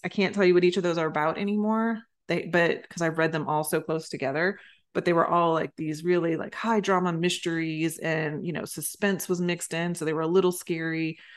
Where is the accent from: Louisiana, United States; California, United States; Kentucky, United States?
Louisiana, United States; I was growing up in Louisiana